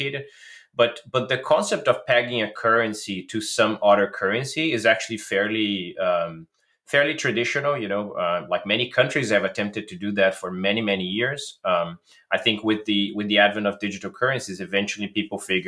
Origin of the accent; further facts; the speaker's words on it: Brazil; I'm originally from Brazil